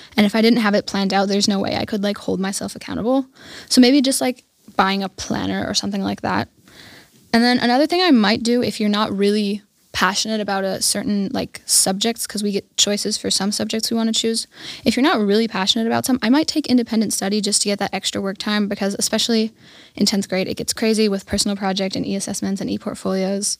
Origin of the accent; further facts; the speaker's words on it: Germany; now in Garmisch, Germany; I lived in a small German village called Schweinsat, and that's where I grew up